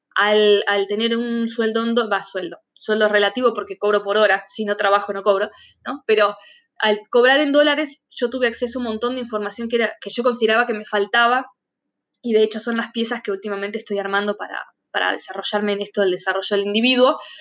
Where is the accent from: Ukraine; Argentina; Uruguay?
Argentina; moved away